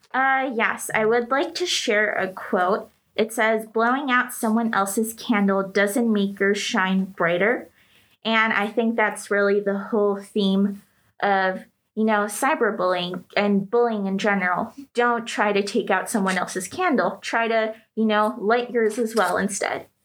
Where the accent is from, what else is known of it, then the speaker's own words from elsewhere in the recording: United States; moved away; also born or lived in Greece; I was from the States